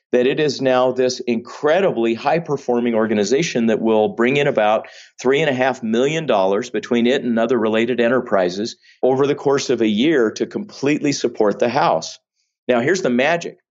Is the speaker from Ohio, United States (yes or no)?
no; Vallejo, California, United States; raised primarily in Northern California